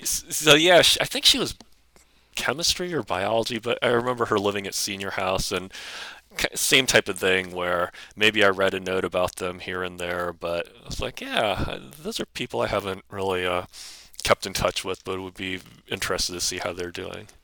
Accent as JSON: {"language": "English", "region": "Ohio", "country": "United States", "tie": "born or raised there", "also_born_or_lived": "Boston, Massachusetts / New York metro area", "moved": "as an adult", "lives_now": "Arlington, United States", "said": "I grew up in Ohio"}